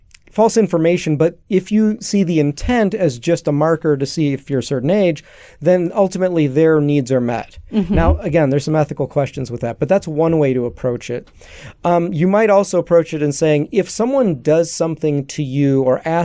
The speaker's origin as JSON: {"language": "English", "town": "Chicago", "region": "Illinois", "country": "United States", "tie": "born or raised there", "said": "I'm Greek, I'm Greek American, grew up in Chicago"}